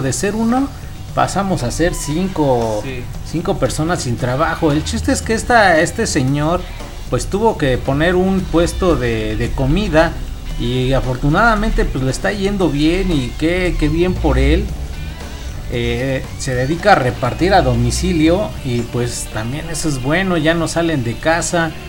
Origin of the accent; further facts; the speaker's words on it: Chimalhuacán, State of Mexico, Mexico; del municipio de donde somos, de Chimalhuacán, Estado de México